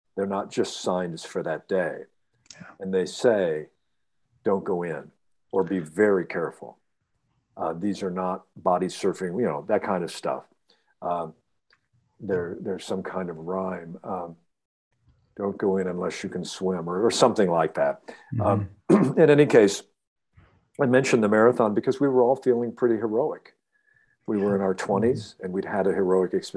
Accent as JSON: {"language": "English", "region": "Ohio", "country": "United States", "tie": "born or raised there", "said": "I'm a kid from Ohio"}